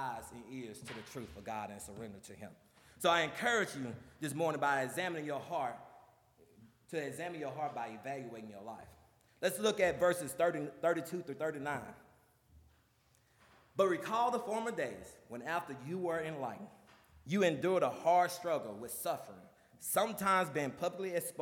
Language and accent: English; the South, United States; when I grew up in the South